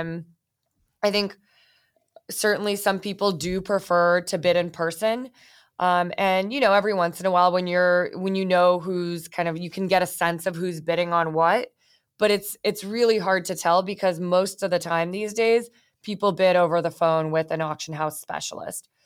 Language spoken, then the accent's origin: English; Bay Area, California, United States; I grew up in the Bay Area.